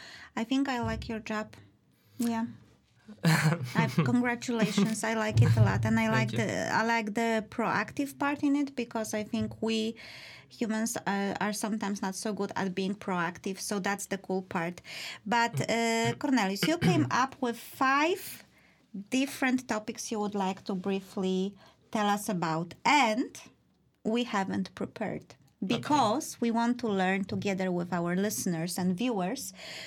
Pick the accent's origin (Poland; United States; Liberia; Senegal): Poland; because, you know, we are from Poland and we are from a Catholic version of the Christianity, and our priests cannot marry.